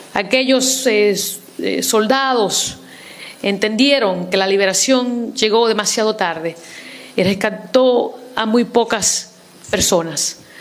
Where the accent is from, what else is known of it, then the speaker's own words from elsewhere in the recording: New York City, New York, United States; Yo soy inmigrante eh, en los Estados Unidos, viví, crecí en el Bronx, en Nueva York